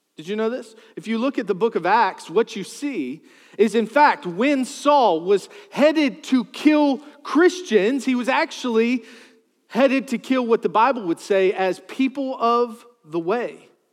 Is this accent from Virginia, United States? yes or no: yes; Charles City, Virginia, United States; I grew up in Charles City, New Kent.